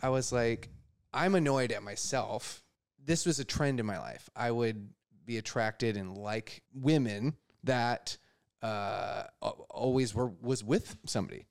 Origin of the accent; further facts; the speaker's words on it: Wisconsin, United States; now in New York, United States; I'm from Wisconsin originally